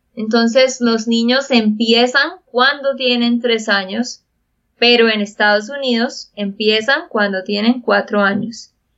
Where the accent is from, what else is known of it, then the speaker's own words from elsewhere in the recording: Santander, Colombia; de Santander, Colombia